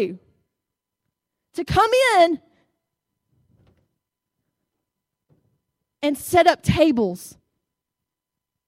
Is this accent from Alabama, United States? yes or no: yes; Fort Deposit, Alabama, United States; also born or lived in Montgomery, Alabama; now in Greenville, United States; when I was growing up in Fort Deposit, in the country, out in the country